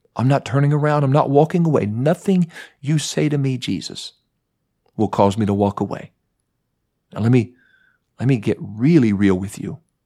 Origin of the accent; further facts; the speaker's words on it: Mount Vernon, Ohio, United States; I was growing up in Mount Vernon, Ohio